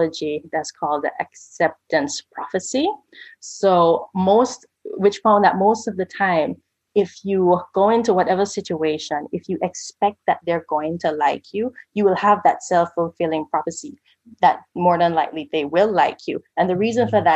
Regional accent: Jamaica; I'm Jamaican

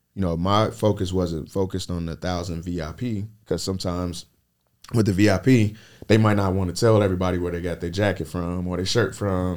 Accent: Lexington, Kentucky, United States; I built my brand in Lexington, Kentucky, my hometown.

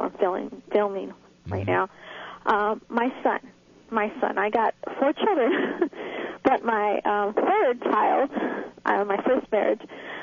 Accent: Los Angeles, California, United States; moved away as an adult; now in Dallas, United States; I'm from California. I'm now in Dallas, but I'm an LA girl.

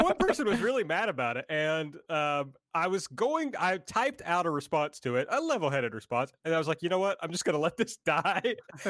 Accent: Kentucky, United States; I'm from Kentucky.

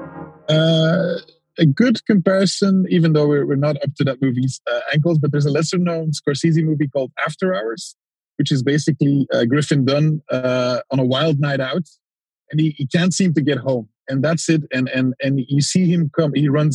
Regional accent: Antwerp, Flanders, Belgium; I'm from Antwerp, which is a city in Belgium

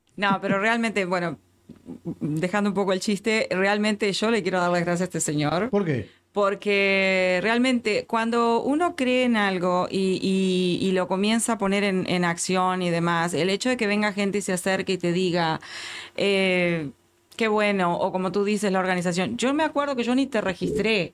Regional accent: Uruguay; moved away as an adult; now in Houston, United States; como uruguaya que tiene más de 20 años en este país

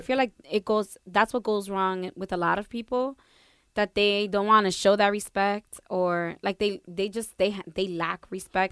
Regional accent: Perth Amboy, New Jersey, United States; first language Spanish; English is a second language; growing up in a town like Pertham, boy, I was Latina one hundred percent

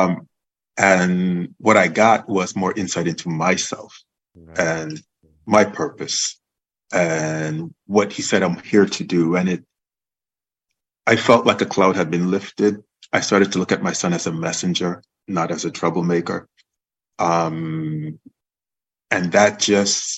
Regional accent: U.S. Virgin Islands; now in Oakland, United States; Growing up in the Virgin Islands, in St. Croix, where I'm from

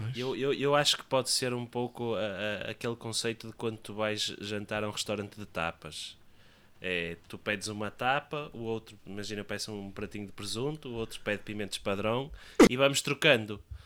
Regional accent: Leça da Palmeira, Porto District, Portugal; a minha, a minha terra

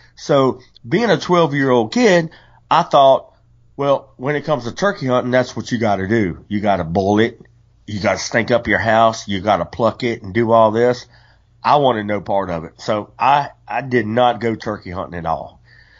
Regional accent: West Virginia, United States; When I was 12 years old, I grew up in West Virginia and we spent a lot of time with my grandma Turner.

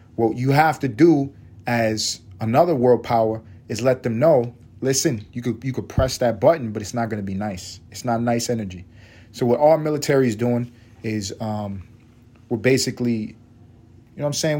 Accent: United States; We're American

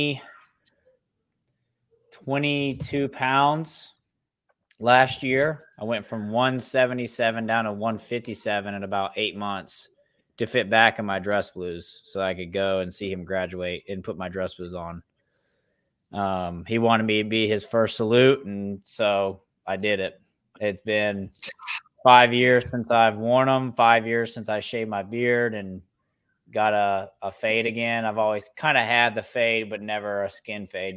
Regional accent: Greensboro, North Carolina, United States; I was born and raised actually in Greensboro, North Carolina

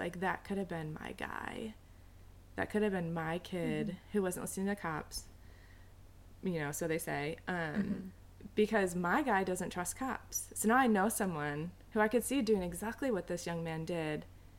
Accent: Illinois, United States; also born or lived in New York City; Live in Urbana. I grew up in Illinois, went to U of I, moved to New York City for a year, and have been here for the past 10 years

